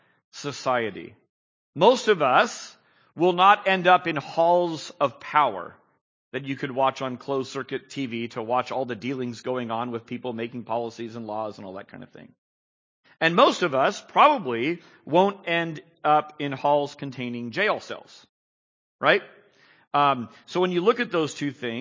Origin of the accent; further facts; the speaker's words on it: San Jose, California, United States; I was born and bred in San Jose, so I just live and breathe the air of Silicon Valley